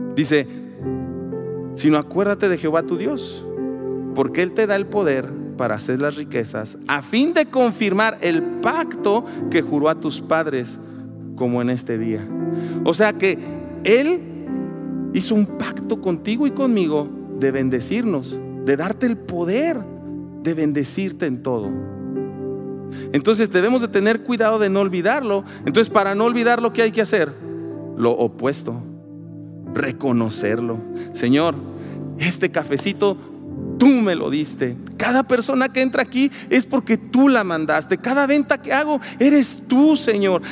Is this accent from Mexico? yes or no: yes; Mexico